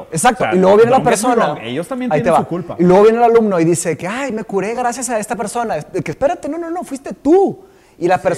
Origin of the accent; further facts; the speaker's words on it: Brazil; Spanish is a second language; now in Mexico; sí, somos brasileños. Sí, somos, los brasileños.